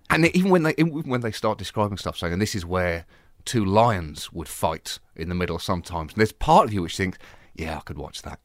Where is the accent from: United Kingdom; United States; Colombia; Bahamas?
United Kingdom; Bedford, East of England; moved away; also born or lived in Birmingham; I was raised in Bedford